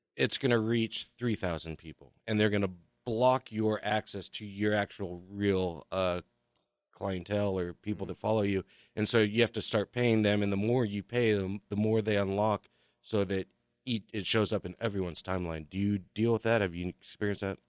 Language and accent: English; Southern California, United States; moved away; I grew up in Southern California in the in the '90s